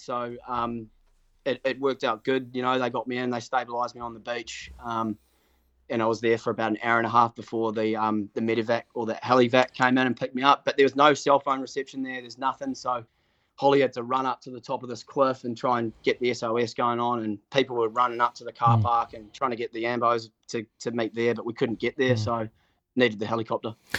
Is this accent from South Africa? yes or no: no; Auckland, New Zealand; born or raised there